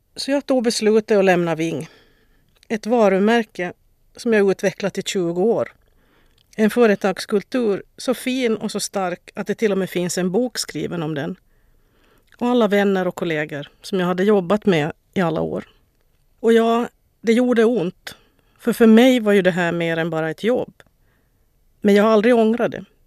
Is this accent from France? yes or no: no; Vaasa, Ostrobothnia, Finland; moved away as an adult; also born or lived in Stockholm, Sweden; now in Sweden; Jag är född och uppvuxen i Vasa